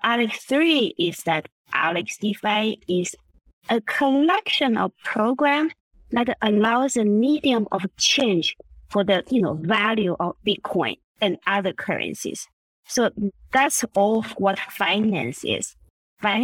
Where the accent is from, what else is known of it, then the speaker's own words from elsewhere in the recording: Vienna, Austria; moved away; also born or lived in Taiwan; I was born in Taiwan. I grew up in Vienna, in Austria.